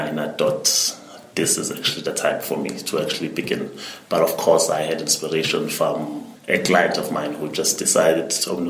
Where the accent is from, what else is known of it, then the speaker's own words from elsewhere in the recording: Port Shepstone, KwaZulu-Natal, South Africa; growing up in Port Shepstone, when I was in Standard 3